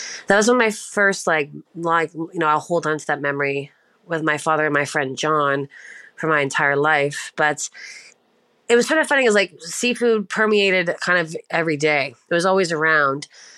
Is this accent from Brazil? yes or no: no; Prince Edward Island, Canada; I'm currently located in Ontario, but I'm from the east coast of Canada. I'm from Prince Edward Island, which is like the smallest island in Canada